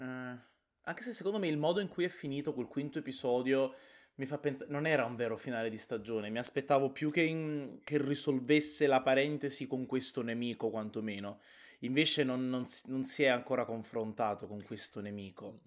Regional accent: Naples, Campania, Italy; da buon napoletano

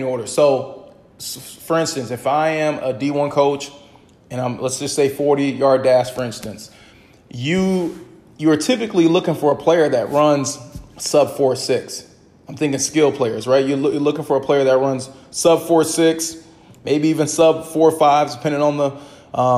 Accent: Midwest, United States; now in East Coast, United States; I'm originally from the Midwest

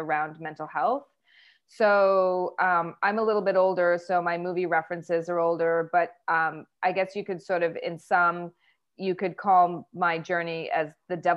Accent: Vancouver, British Columbia, Canada; moved away as an adult; also born or lived in New York, United States; now in Vancouver, Canada; I was born and raised in Vancouver, Canada

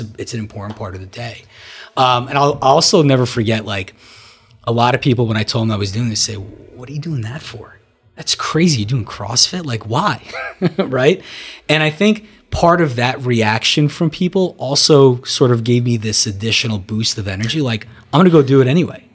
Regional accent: Marlboro, New Jersey, United States; also born or lived in Brooklyn, New York / Soviet Union; I grew up, uh, in New Jersey, originally from Brooklyn, moved from Brooklyn in eighty-six, uh, to Marlboro, where I grew up

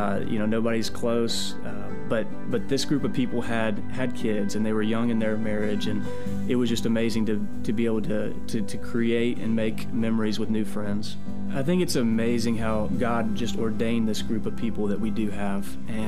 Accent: Kennesaw, Georgia, United States; born, raised here in Kennesaw.

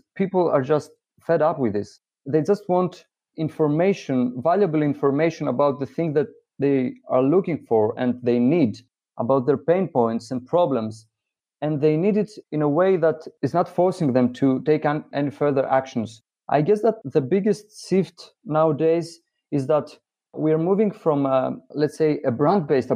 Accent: Greece; Greece, which is my home country

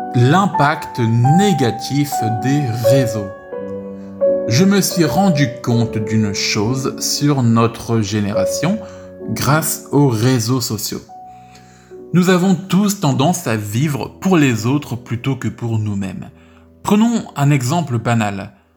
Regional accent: France; ma vie en France en tant que français

